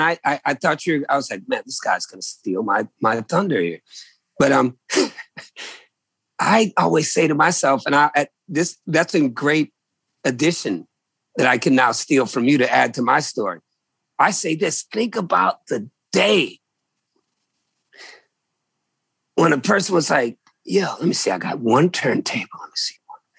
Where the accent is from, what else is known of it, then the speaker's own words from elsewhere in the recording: Virginia, United States; I come from Virginia people, man. I am a Virginian, brother.